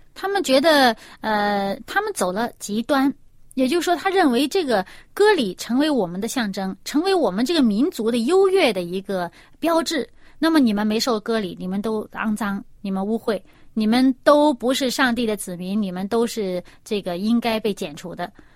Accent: China; 因为我们中国人的名字每一个字都是有意思的

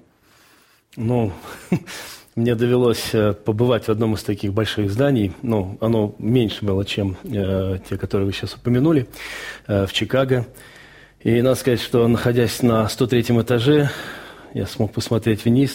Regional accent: Baku, Azerbaijan; moved away; also born or lived in Rostov Oblast, Russia; я жил в Баку, я родился в Баку, и в 1987 году начались межнациональные трения, и в 1989 году мы всей семьей вынуждены были уехать из города.

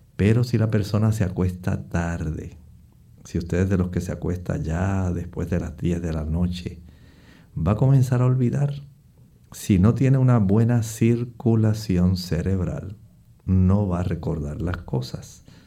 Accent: Puerto Rico; en el oeste de nuestra isla

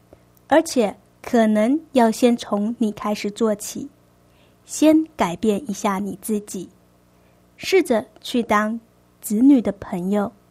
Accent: China; 我们中国人的个性是一个含蓄保守的个性

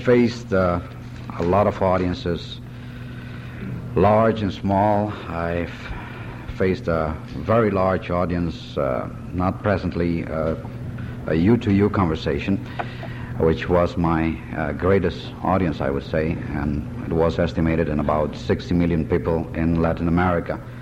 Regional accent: Curaçao; I was born in 1942 in Curaçao in the Netherlands Antilles from Dominican parents

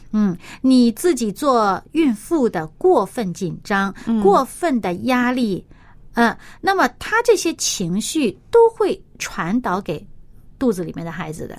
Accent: China; 在我们中国人的观念当中

